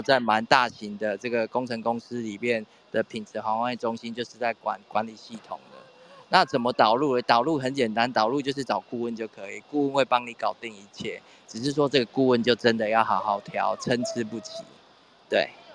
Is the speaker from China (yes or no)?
no; Taiwan; 我们台湾这边